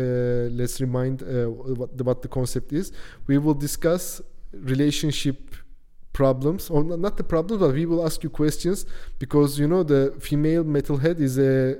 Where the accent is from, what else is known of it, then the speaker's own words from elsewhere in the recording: Turkey; moved away; I come from Turkey.